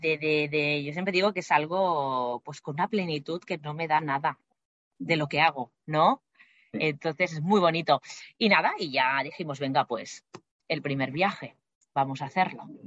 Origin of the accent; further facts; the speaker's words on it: Barcelona, Catalonia, Spain; moved away as an adult; now in Madrid, Spain; soy de Barcelona, pero actualmente vivo en Madrid por temas de trabajo